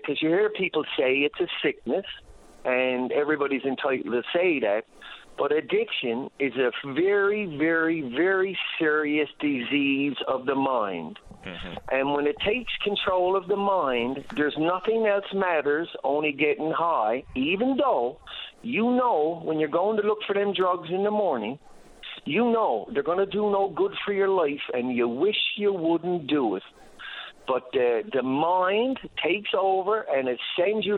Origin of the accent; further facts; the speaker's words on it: St. John's, Newfoundland and Labrador, Canada; also born or lived in Ontario; now in Newfoundland, Canada; I grew up on Shea Heights and went away to Ontario